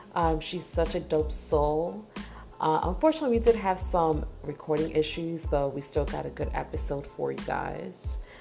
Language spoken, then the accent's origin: English; New York, United States; moved away; also born or lived in Nashville; we're from New York